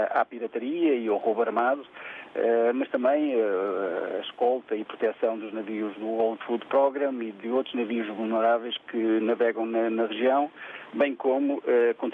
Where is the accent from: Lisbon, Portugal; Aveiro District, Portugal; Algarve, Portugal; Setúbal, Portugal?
Setúbal, Portugal; Seixal; Bom dia a todos. sou … sou do Seixal.